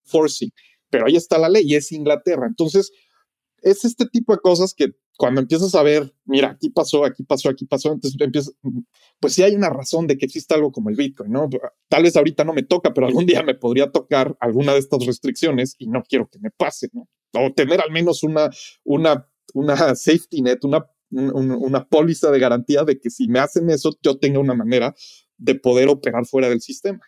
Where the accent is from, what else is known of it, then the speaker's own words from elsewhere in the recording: Mexico; now in Los Angeles, United States; Yo como mexicano viviendo en Los Ángeles